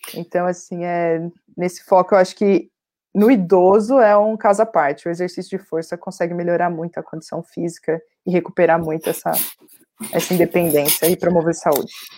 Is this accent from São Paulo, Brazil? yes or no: yes; Santo André, São Paulo, Brazil; Eu sou de Santo André, né, do ABC Paulista